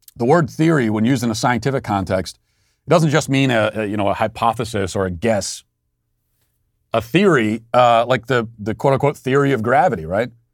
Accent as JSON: {"language": "English", "country": "United States", "also_born_or_lived": "Tennessee"}